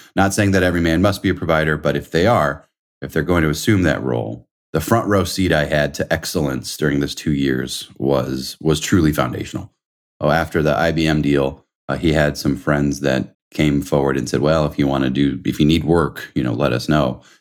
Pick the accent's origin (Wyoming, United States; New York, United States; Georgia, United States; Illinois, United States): New York, United States; moved away as an adult; also born or lived in Indiana; I'm from New York